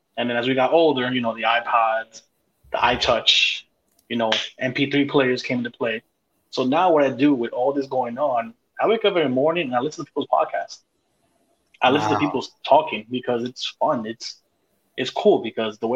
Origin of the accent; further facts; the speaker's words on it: New York City, New York, United States; I grew up in Brooklyn